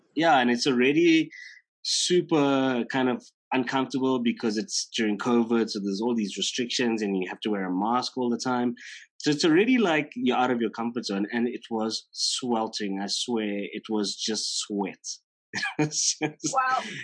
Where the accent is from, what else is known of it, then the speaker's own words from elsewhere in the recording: Durban, KwaZulu-Natal, South Africa; now in Johannesburg, South Africa; So I grew up in Durban, but I haven't. I've lived in Joburg now for close to fifteen years or sixteen years.